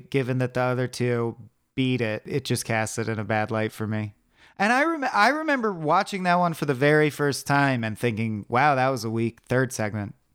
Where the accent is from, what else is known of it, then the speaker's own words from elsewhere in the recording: United States; I am an American